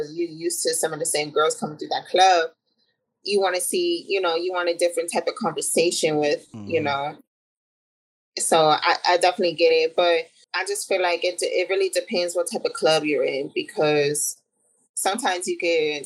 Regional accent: Arizona, United States; I'm born and raised in Arizona

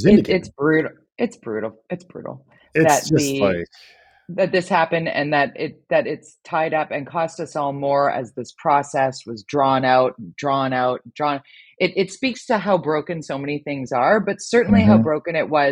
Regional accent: Tsawwassen, British Columbia, Canada; I grew up in Tawasin and worked in Vancouver and commuted through that tunnel for years and years.

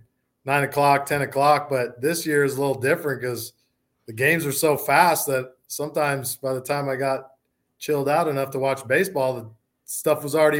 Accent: Arizona, United States; most of my family's from Minnesota, but I'm born and raised in Arizona.

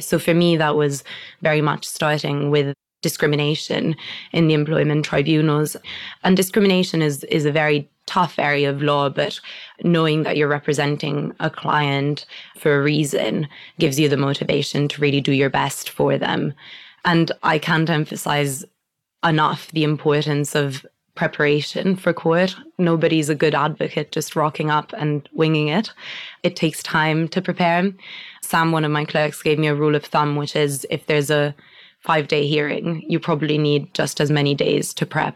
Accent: Italy; English is a second language; moved away as an adult; now in United Kingdom; growing up in Italy and like with an entirely Italian family

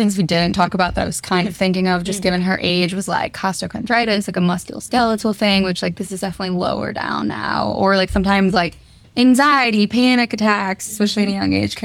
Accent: Las Vegas, Nevada, United States; moved away as an adult; now in Chicago, United States; I'm originally from Las Vegas, went to Duke for undergrad

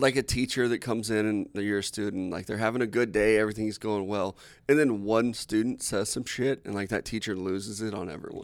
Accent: United States; I'm American

